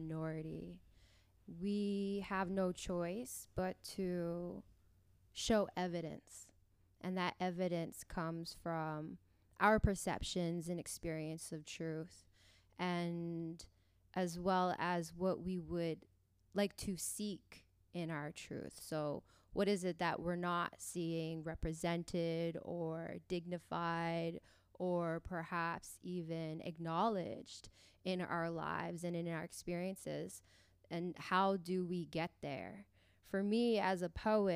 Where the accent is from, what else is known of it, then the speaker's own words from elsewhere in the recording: Kingston, Ontario, Canada; now in Toronto, Canada; my hometown, Kingston. I am based in Toronto now, and it feels good to be home